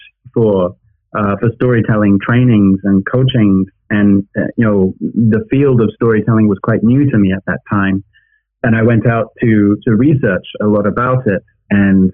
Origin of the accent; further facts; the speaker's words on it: United Kingdom; now in China; as a British person based in China